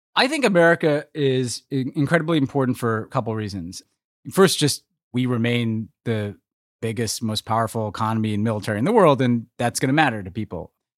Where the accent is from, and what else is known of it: United States